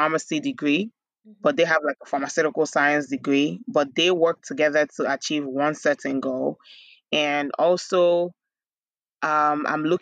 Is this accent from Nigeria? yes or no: yes; Nigeria; moved away as an adult; also born or lived in Bronx, New York, United States; now in United States; growing up in Nigeria, my dad owned a drugstore